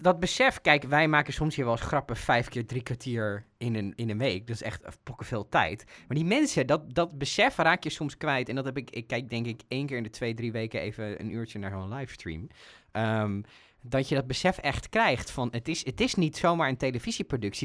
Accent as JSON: {"language": "Dutch", "country": "Netherlands", "said": "zeker als Nederlanders"}